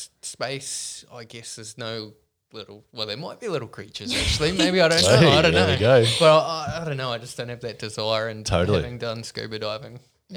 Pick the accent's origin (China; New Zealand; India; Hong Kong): New Zealand; I'm a Kiwi